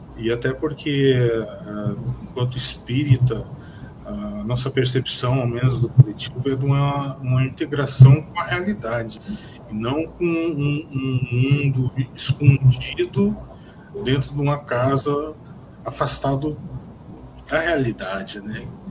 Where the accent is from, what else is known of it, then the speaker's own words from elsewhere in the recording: São José dos Campos, São Paulo, Brazil; sou de São José dos Campos